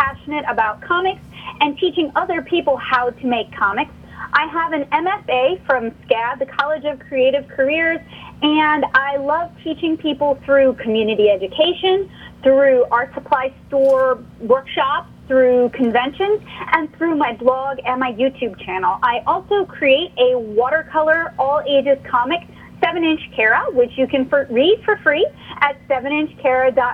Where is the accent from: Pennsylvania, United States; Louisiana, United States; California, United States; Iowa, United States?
Louisiana, United States; New Orleans; moved away as an adult; now in Nashville, United States; I'm originally from the New Orleans area